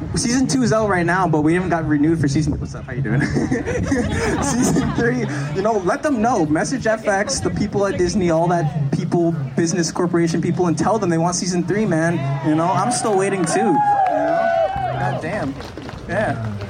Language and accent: English; Toronto, Ontario, Canada; also born or lived in Oklahoma; I was born and raised in Toronto, Ontario, Canada. I'm a city boy